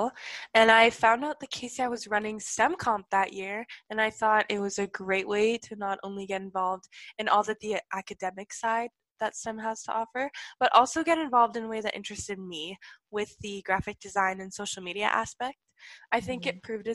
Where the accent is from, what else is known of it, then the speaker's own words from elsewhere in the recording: Ontario, Canada; I'm from Ontario, Canada.